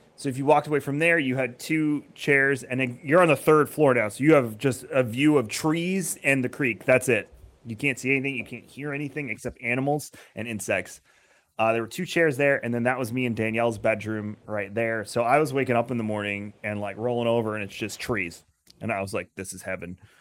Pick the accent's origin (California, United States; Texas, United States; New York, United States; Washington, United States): New York, United States; Long Island; now in Tampa, United States; I'm originally from Long Island